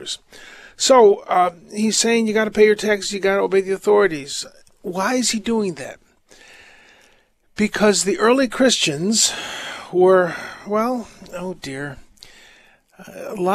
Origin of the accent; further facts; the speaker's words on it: United States; I'm American